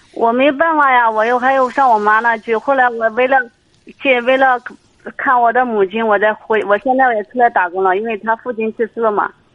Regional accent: Anhui, China; 我们是安徽的

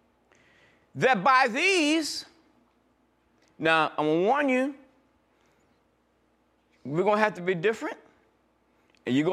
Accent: New York, United States; I'm new from New York

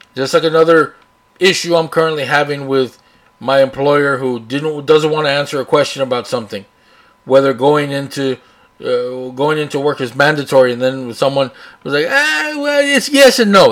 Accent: Brownsville, Texas, United States; also born or lived in Austin, Texas / San Antonio, Texas; I live here, born here, raised here.

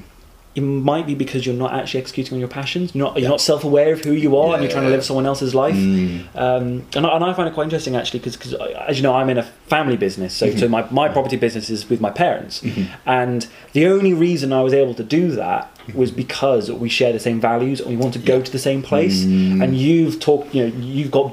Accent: United Kingdom

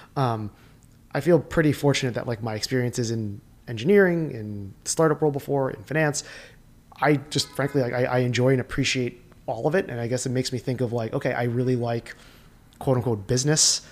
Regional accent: Sayreville, New Jersey, United States; the area that I grew up in New Jersey

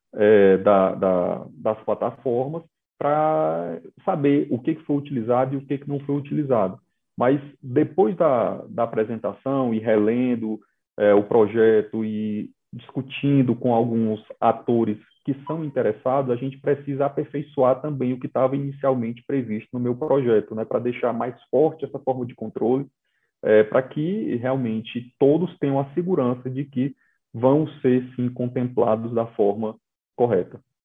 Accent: Ceará, Brazil; moved away; lá no meu estado de origem, o Ceará

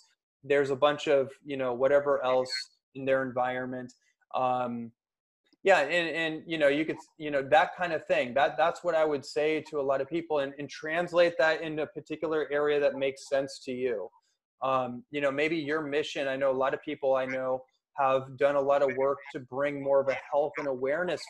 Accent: Bay Area, California, United States; now in Los Angeles, United States; I grew up in the Bay Area, so I've seen this throughout my whole life on the streets of Oakland and San Francisco and Berkeley

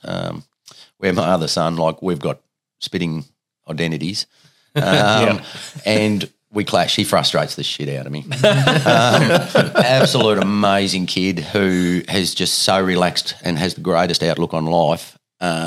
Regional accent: Riana, Tasmania, Australia; also born or lived in Penguin, Tasmania; I grew up in Ryanna for the first 12 years of my life.

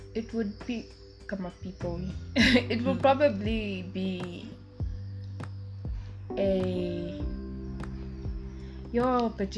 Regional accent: Windhoek, Khomas, Namibia; also born or lived in northern Namibia; I'm born in Windhoek, but like I originate from like the north.

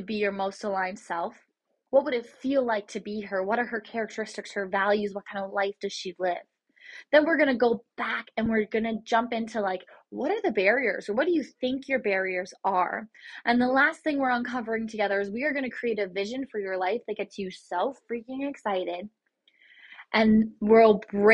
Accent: Port Stanley, Ontario, Canada; I'm Canadian, and I'm from just outside of London, Ontario, in Port Stanley

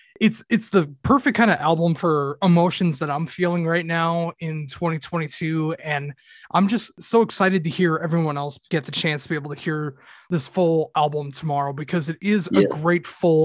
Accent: Minnesota, United States; I'm from Minnesota in the United States.

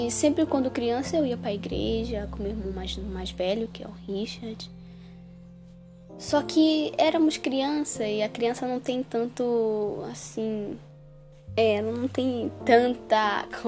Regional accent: Manaus, Amazonas, Brazil; moved away; hoje eu moro no Amapá, mas eu vim de Manaus, de uma cidade um pouquinho distante daqui.

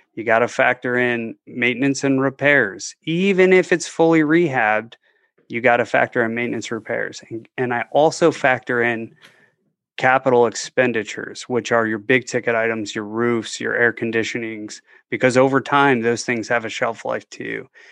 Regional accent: just outside of Detroit, Michigan, United States; now in Tampa, United States; I grew up just outside of Detroit.

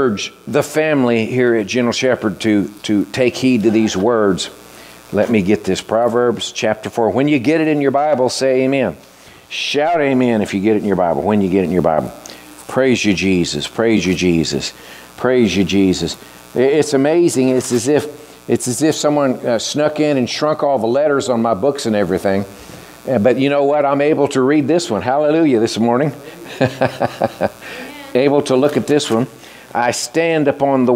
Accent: Texas, United States; Growing up in Texas

